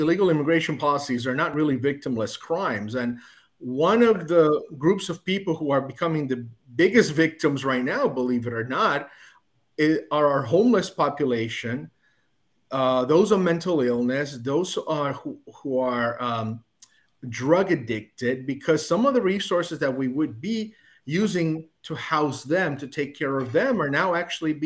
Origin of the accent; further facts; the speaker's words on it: New York, United States; as a New Yorker